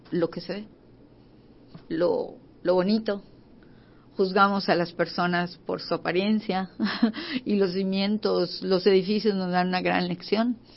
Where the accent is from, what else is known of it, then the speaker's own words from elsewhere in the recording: Yucatán, Mexico; nuestra cultura, de, de los mayas antiguos, de lo que representa nuestra ciudad, de lo que somos nosotros como, como yucatecos.